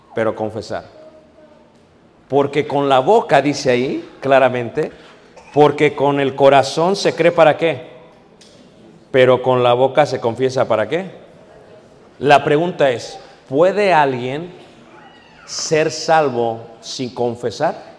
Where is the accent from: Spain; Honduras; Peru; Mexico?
Mexico; now in United States; aquellos que vivimos en Estados Unidos. Somos mexicanos, sí